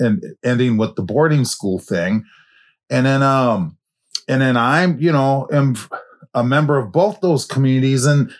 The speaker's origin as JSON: {"language": "English", "town": "Minneapolis", "region": "Minnesota", "country": "United States", "tie": "born or raised there", "said": "I grew up in the Black community, pretty much in North Minneapolis. I'm out of the projects."}